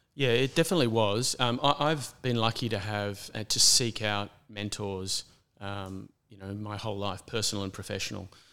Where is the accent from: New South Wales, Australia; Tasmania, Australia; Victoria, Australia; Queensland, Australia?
Queensland, Australia; Brisbane; now in Sydney, Australia; I grew up in a city primarily. I was born in Brisbane